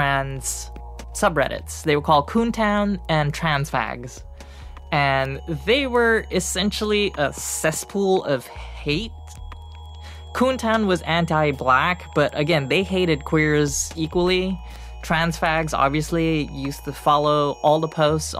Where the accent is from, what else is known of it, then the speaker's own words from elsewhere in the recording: Singapore; moved away as an adult; now in United States; I was born in Singapore.